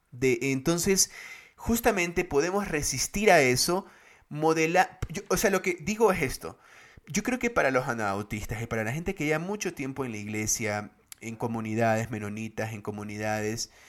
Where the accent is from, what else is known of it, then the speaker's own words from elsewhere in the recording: Guayaquil, Guayas, Ecuador; now in Quito, Ecuador; Paradójicamente eso es chistoso porque yo soy de Guayaquil, pero conocí a los menonitas acá en Quito.